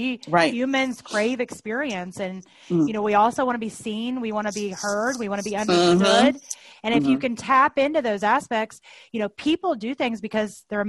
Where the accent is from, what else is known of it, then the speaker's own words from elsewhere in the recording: Tennessee, United States; I grew up in Tennessee, as many of you all know, and I've been in the North now for a while, so I have a completely horrible, muddled accent.